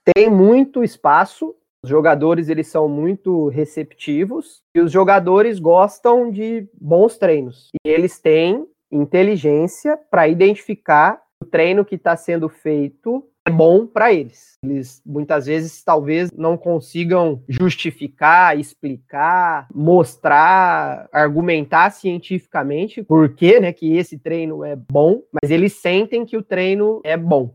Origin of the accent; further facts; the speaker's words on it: Campinas, São Paulo, Brazil; Eu sou de Campinas mesmo